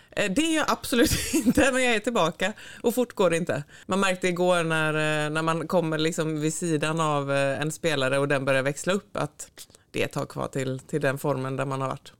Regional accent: Sävedalen, Västra Götaland, Sweden; moved away as an adult; also born or lived in Floda / Gothenburg; jag föddes här på Östra sjukhuset och så bodde vi i Sävedalen, eh, Partille i början och sen så blev det en liten tut i Floda tre år när skolan började och sen så flyttade vi tillbaka till Sävedalen

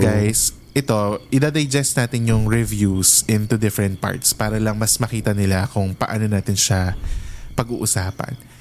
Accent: Philippines; moved away; I'm from the Philippines

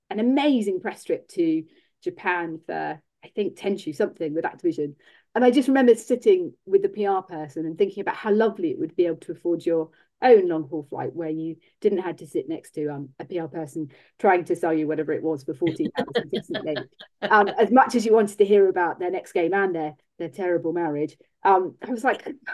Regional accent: Bath, South West England, United Kingdom; I grew up in Bath

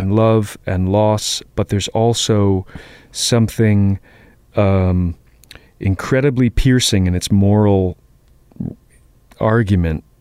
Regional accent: Boston, Massachusetts, United States; I grew up in Jamaica Plain

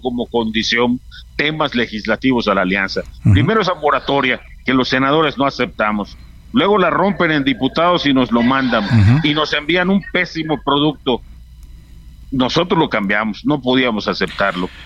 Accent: Yucatán, Mexico; Yo soy yucateco

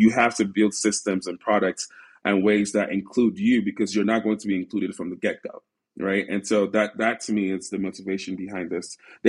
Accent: Nigeria; when I then would travel back to Africa, specifically Nigeria, and I'm Nigerian

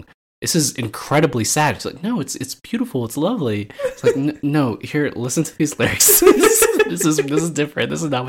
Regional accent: United States; as an American

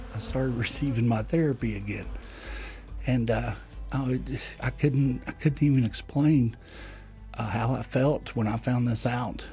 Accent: Ovapa, West Virginia, United States; I hail from West Virginia in the United States in a little community called Ovapa

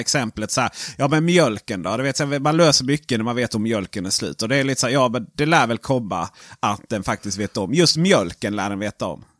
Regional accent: Sweden; jag är svensk

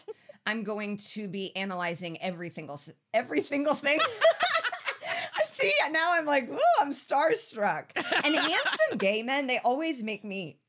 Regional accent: Indiana, United States; born or raised there

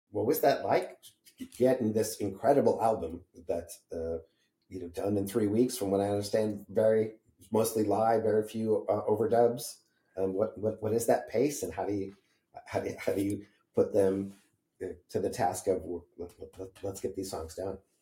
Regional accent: Holyoke, Massachusetts, United States; I grew up in Western Massachusetts in Holyoke, Massachusetts

